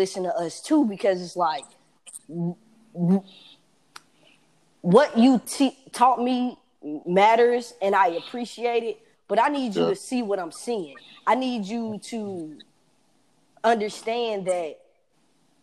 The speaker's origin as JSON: {"language": "English", "town": "Atlanta", "region": "Georgia", "country": "United States", "said": "I'm from Atlanta."}